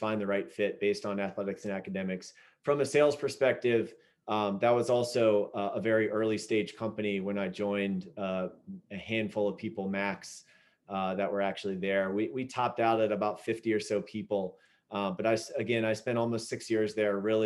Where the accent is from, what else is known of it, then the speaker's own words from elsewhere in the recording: Southern Virginia, United States; I grew up in Southern Virginia